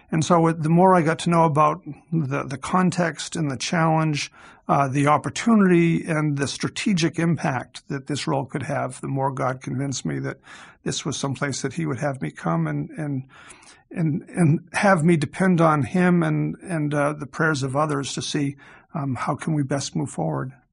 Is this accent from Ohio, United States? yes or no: no; Massachusetts, United States; I grew up in Massachusetts